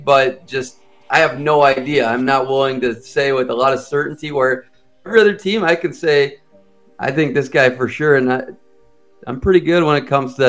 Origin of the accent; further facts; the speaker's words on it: Minnesota, United States; moved away; also born or lived in Boston / Kansas City; born and raised in Minnesota